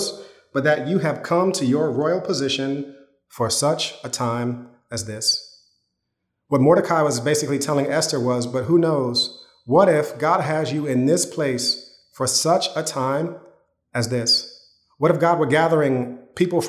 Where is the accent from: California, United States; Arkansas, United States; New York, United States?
New York, United States; Yonkers; When I was growing up in Yonkers, my parents, we were living in an apartment